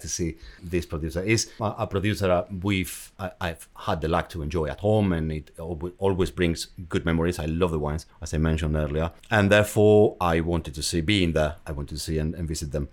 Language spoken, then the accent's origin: English; San Sebastian, Basque Country, Spain; English is a second language; moved away; I come from San Sebastian in north of, in north of Spain.